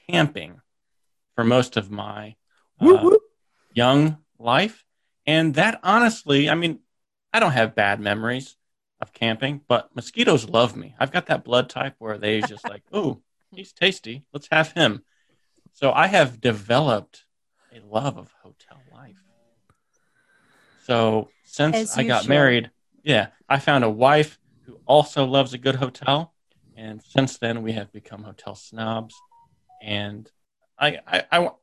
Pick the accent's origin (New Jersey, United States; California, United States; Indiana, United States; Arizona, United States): Indiana, United States; moved away as an adult; also born or lived in North Carolina / Japan; I grew up in Indiana